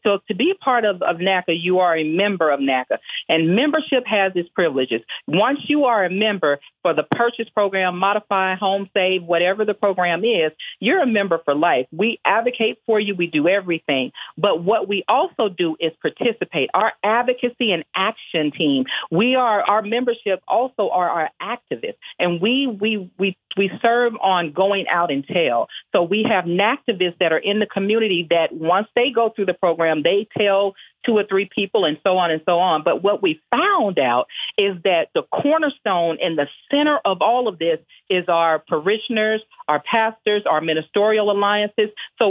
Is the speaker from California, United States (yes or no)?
no; Houston, Texas, United States; I'm from the Fofo.